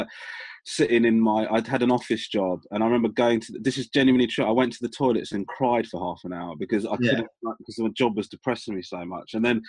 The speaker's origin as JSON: {"language": "English", "town": "Crawley", "region": "South East England", "country": "United Kingdom", "tie": "born or raised there", "said": "Yeah, basically, my mum and dad are originally from Sri Lanka."}